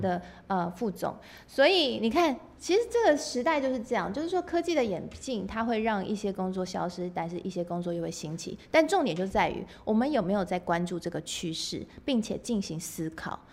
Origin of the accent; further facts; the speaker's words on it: Taiwan; 我们台湾人